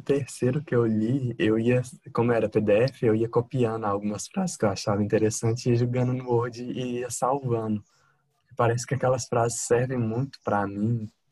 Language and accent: Portuguese; Divinópolis, Minas Gerais, Brazil; Divinópolis, Minas Gerais